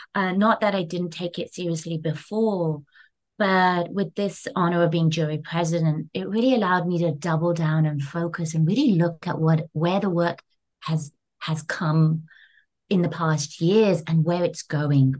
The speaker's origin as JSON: {"language": "English", "region": "London", "country": "United Kingdom", "tie": "born or raised there", "moved": "as an adult", "lives_now": "New York, United States", "said": "having been born and raised in London, UK"}